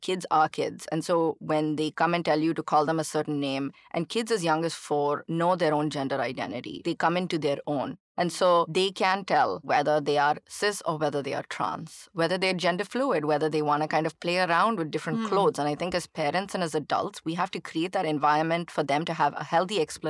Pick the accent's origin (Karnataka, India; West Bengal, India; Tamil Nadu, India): Tamil Nadu, India; Chennai; growing up in India, especially in Chennai, which is, of course, a conservative culture